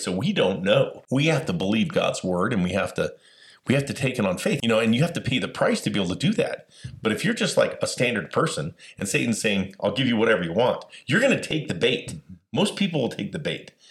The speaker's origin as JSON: {"language": "English", "town": "Las Vegas", "region": "Nevada", "country": "United States", "tie": "born or raised there", "said": "I grew up in Las Vegas"}